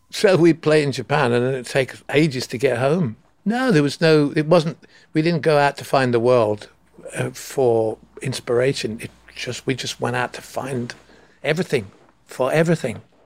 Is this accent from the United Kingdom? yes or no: yes; England, United Kingdom; I'm from England